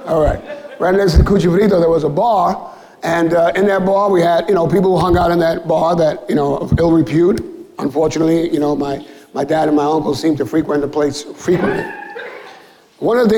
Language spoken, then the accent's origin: English; New York City, New York, United States; I grew up in Williamsburg before sidewalk cafes and paint lounges and before anybody started calling East and West Williamsburg. For me, it was the South Side